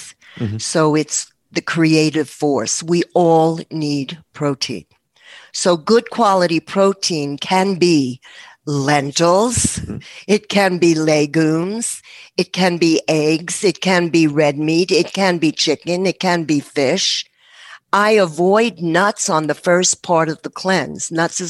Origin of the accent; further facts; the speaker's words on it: New York, United States; I'm a New Yorker.